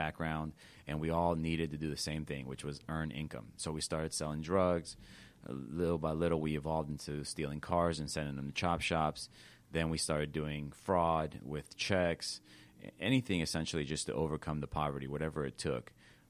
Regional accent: Los Angeles, California, United States; moved away; I was born in East Los Angeles.

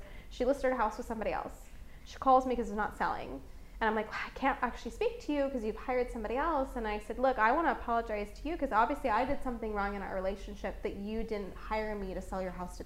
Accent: Las Vegas, Nevada, United States; I was born and raised in Las Vegas

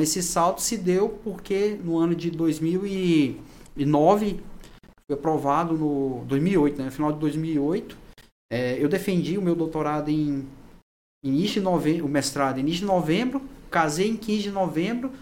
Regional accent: Anápolis, Goiás, Brazil; moved away as an adult; also born or lived in Pará; now in Gurupi, Brazil; eu sou é, natural de Anápolis, Goiás

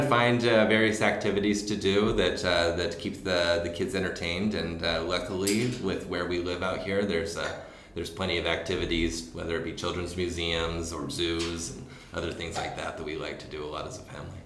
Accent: Orem, Utah, United States; I grew up in Orem, Utah. And that's basically where I spent almost all my childhood

